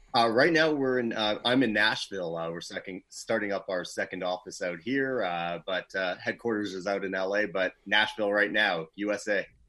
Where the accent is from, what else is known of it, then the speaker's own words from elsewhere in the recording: Toronto, Ontario, Canada; moved away as an adult; also born or lived in Los Angeles, California; I am originally from Toronto, the nice cold of Canada